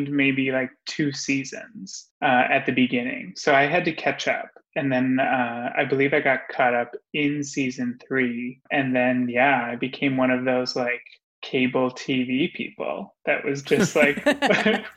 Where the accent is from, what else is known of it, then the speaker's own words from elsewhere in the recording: St. Cloud, Minnesota, United States; also born or lived in New York; now in Roseville, United States; I grew up in Minnesota here, just about an hour and 15 minutes north of where I am now. In St. Cloud, Minnesota.